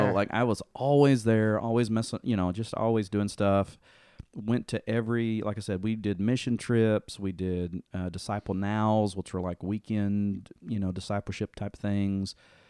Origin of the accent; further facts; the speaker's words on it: Dover, Tennessee, United States; So I grew up in Dover, Tennessee, which is a pretty small town, and went to the First Baptist there.